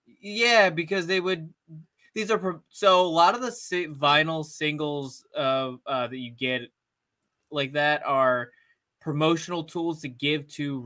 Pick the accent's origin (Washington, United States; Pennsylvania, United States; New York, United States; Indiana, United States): New York, United States; Buffalo; now in Ohio, United States; I'm from Buffalo